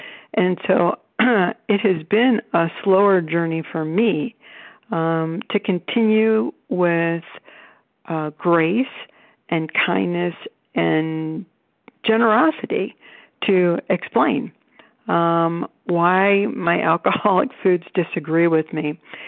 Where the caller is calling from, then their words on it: Cleveland, Ohio, United States; I'm calling from Cleveland, Ohio.